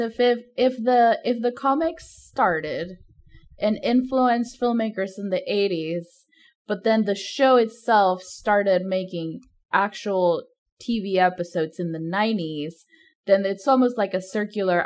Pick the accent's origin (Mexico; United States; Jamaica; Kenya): Mexico; moved away; I grew up in Mexico